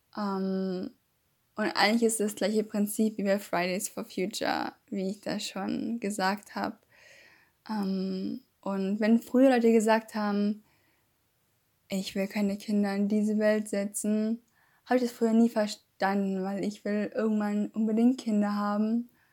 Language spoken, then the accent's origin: German; Germany